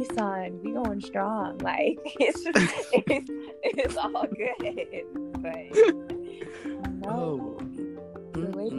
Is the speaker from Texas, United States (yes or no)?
no; Florida, United States; You know, I love my home state, and I'm a proud Floridian to the day I die, no matter how crazy our state is.